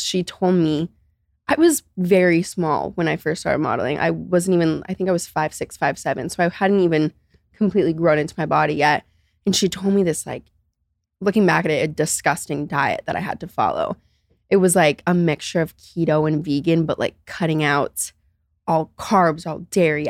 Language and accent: English; Naples, Florida, United States; I grew up in Naples, Florida